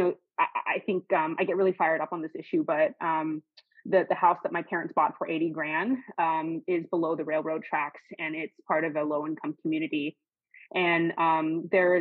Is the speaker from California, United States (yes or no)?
yes; Los Banos, California, United States; also born or lived in Gilroy, California; now in Sacramento, United States; I was born in Gilroy and then moved to Los Banos when I was in the second grade